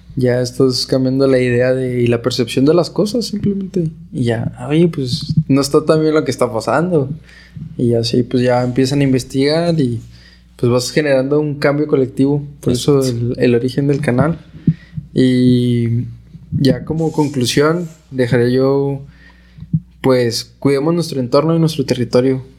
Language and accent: Spanish; Camargo, Chihuahua, Mexico; Yo soy originario de Camargo